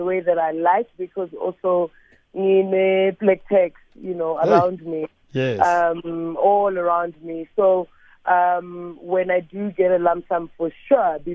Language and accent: English; South Africa; the pride of being South African, being born on this land